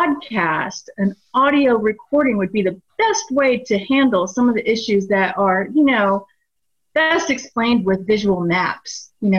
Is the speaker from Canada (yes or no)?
no; Jupiter, Florida, United States; I grew up on the Loxahatchee River right there at Riverbend Park.